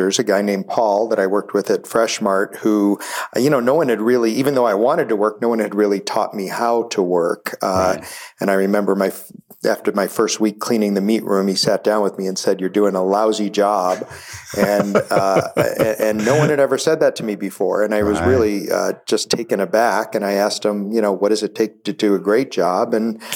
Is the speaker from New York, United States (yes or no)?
yes; Buffalo, New York, United States; I grew up in Buffalo, New York, and I guess a normal middle-class family